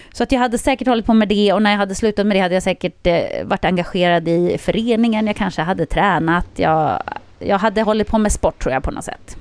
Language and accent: Swedish; Jokkmokk, Norrbotten County, Sweden; moved away; jag är ju uppväxt i Jokkmokk.